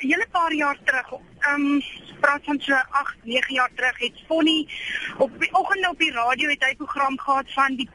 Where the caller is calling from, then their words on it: Stilfontein, North West, South Africa; Ja. Ehm um, Amore, my prentjie … van Stilfontein.